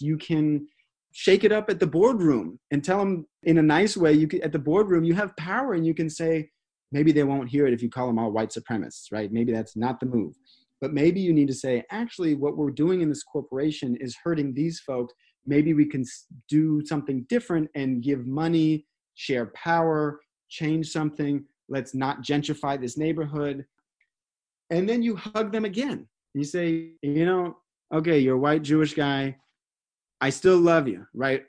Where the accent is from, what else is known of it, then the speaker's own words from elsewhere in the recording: United States; we're born and raised in America.